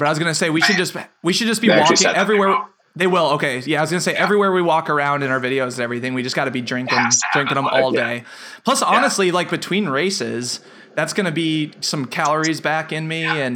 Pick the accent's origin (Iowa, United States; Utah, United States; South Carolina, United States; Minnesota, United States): Iowa, United States; growing up in Iowa